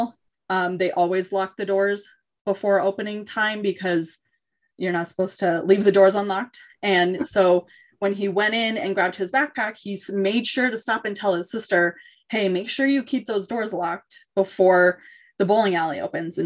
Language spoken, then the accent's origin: English; New Mexico, United States; moved away; my home state, which is New Mexico